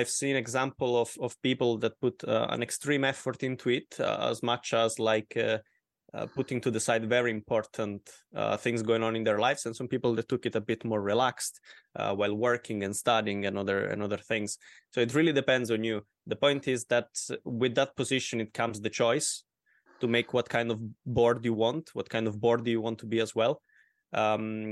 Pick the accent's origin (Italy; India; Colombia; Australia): Italy; Calabria; from Local Group Calabria from Southern Italy